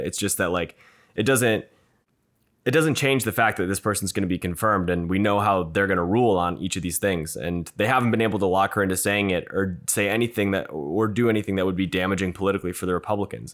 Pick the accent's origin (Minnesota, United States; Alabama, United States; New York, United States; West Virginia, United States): Minnesota, United States; Minneapolis; I'm a Minnesotan, uh, from Minneapolis